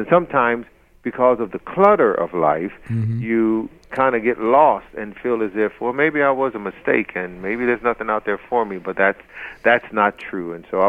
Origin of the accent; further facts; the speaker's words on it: Detroit, Michigan, United States; moved away; also born or lived in Charlotte, North Carolina; born and raised in Detroit, Michigan